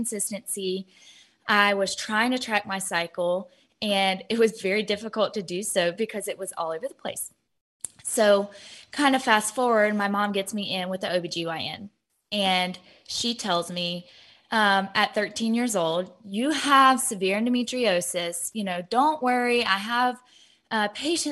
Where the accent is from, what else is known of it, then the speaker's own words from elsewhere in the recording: Georgia, United States; also born or lived in Ohio; I'm 26 years old, and I am from Georgia